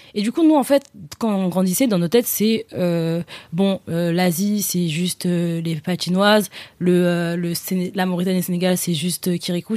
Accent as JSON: {"language": "French", "town": "Paris", "region": "Île-de-France", "country": "France", "tie": "born or raised there", "said": "j'ai grandi à Paris dans le 12e et dans le 15e aussi"}